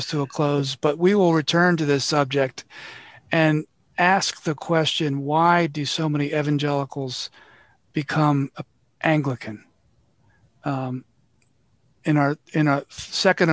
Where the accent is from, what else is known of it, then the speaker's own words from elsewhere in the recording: Levittown, Pennsylvania, United States; I grew up in Levittown, Pennsylvania, the armpit of Bucks County, Pennsylvania